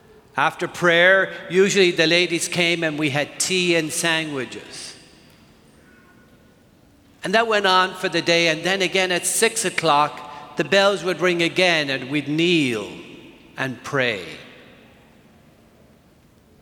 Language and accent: English; Ireland; moved away; I grew up in Ireland